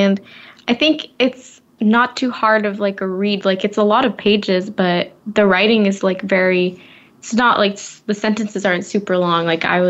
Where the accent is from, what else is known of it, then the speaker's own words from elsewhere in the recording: Bay Area, California, United States; we're from the Bay Area